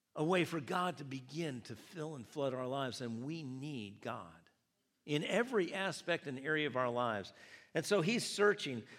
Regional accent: United States; my reference point being an American, being in America

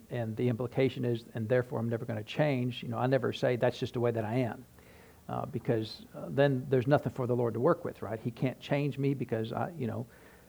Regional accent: New Hampshire, United States; now in Tennessee, United States; when I was growing up in New Hampshire

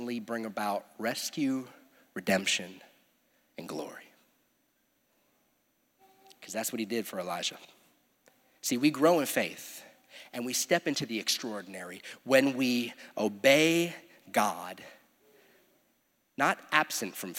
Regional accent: United States; Sometimes I'm more American than I am a disciple

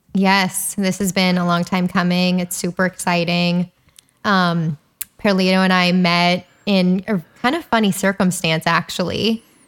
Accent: Calabasas, California, United States; I grew up in Calabasas

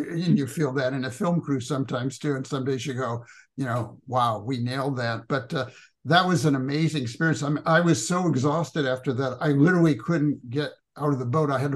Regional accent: Louisville, Kentucky, United States; my hometown here, where I live now, Louisville, Kentucky

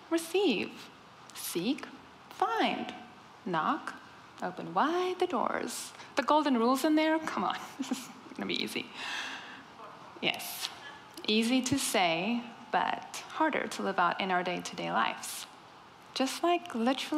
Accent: South Africa; first language Afrikaans; English is a second language; moved away; I am the other South African here

